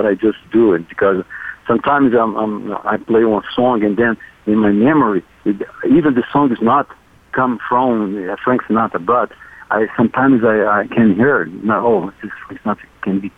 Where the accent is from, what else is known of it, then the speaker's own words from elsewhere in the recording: Rio de Janeiro, Brazil; I grew up in Rio, in Brazil